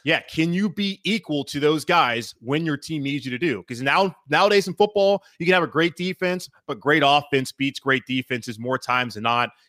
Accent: Charlotte, North Carolina, United States; my hometown city of here of Charlotte

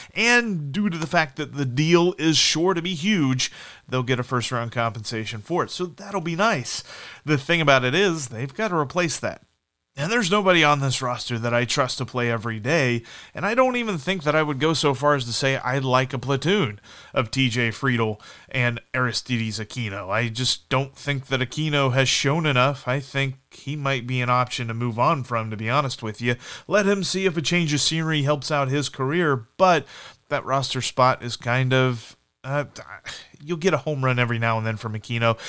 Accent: Midwest, United States; I'm from the Midwest

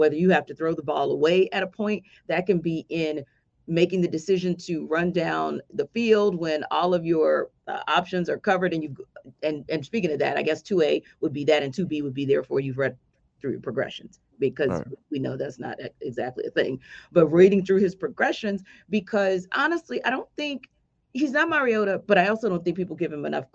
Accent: New Orleans, Louisiana, United States; now in Atlanta, United States; my hometown

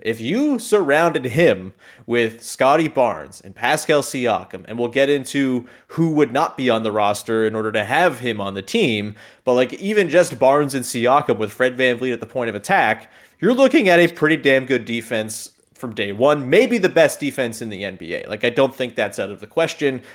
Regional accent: Hamilton, Ontario, Canada; my hometown Hamilton

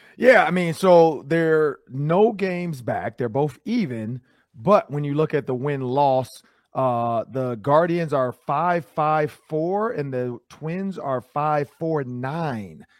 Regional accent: Detroit, Michigan, United States; We're from Detroit

